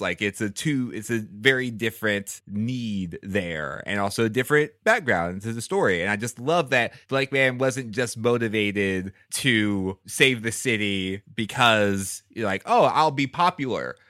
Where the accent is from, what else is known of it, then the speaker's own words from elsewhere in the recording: Houston, Texas, United States; I grew up in Houston